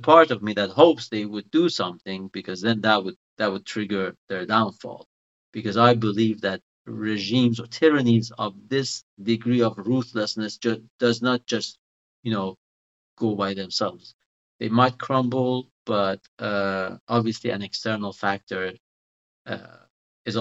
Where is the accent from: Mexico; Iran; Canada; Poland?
Iran; English is a second language; also born or lived in Italy; now in United Kingdom; I was born in Europe, but I lived in Iran